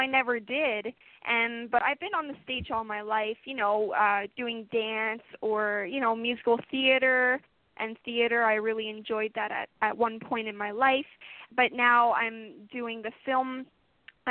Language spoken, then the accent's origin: English; Ottawa, Ontario, Canada; moved away; I'm actually from Ottawa, Ontario, Canada. That's my hometown, and I'm currently visiting my hometown